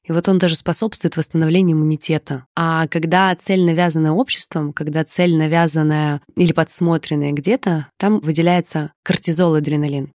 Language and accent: Russian; Odesa, Odesa Oblast, Ukraine; now in Moscow, Russia; я сама из Одессы, и когда-то там в 12-13 лет я очень много, много где работала